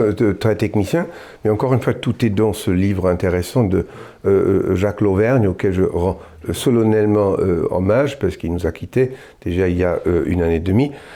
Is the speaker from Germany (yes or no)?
yes; Germany; en tant qu'Allemand